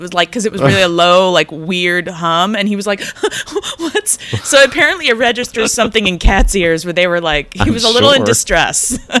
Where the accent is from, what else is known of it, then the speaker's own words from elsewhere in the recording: United States; as an American.